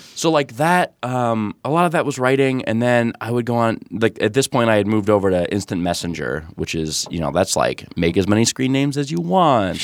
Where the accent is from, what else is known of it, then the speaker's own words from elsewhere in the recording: near Novi, Michigan, United States; it's near Novi, Michigan.